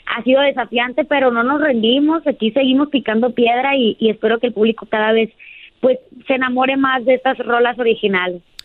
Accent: Sinaloa, Mexico; también soy de aquí de Sinaloa

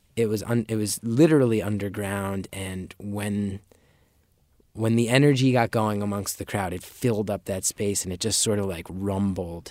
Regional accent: Northeast, United States; Growing up in the Northeast

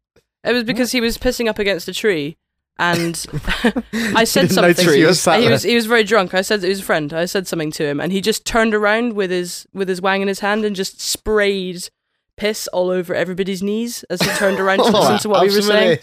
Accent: United Kingdom; I'm British.

